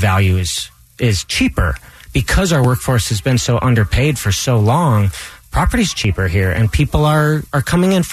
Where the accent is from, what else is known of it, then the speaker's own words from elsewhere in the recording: West Jordan, Utah, United States; also born or lived in San Francisco, California / Salt Lake City, Utah; So, I grew up here in Utah, West Valley, West Jordan